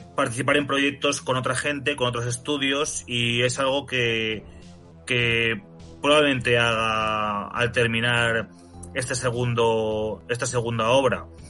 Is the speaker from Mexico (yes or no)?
no; Spain; mi país